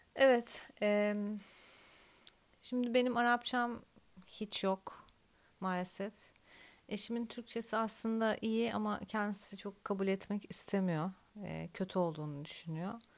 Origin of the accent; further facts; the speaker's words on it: Turkey; also born or lived in Antalya; ben Türk'üm.